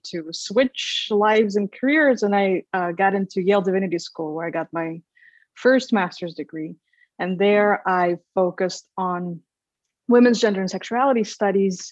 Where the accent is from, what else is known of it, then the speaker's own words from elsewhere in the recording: Minsk, Belarus; moved away as an adult; also born or lived in Lithuania / St. Louis, Missouri / Indiana; now in San Marcos, United States; I grew up in Minsk, Belarus. I was born in the Soviet Union at the time